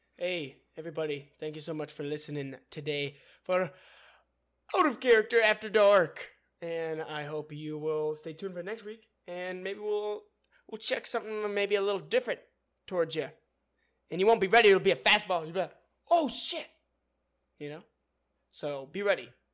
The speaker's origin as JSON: {"language": "English", "region": "California", "country": "United States", "tie": "born or raised there", "said": "I grew up in California"}